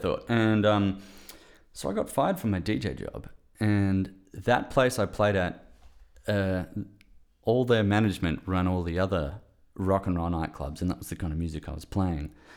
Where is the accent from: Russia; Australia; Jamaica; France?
Australia; Perth, Western Australia; moved away as an adult; also born or lived in Melbourne; I'm from Perth, Western Australia originally, but I, I moved to Melbourne to study sound engineering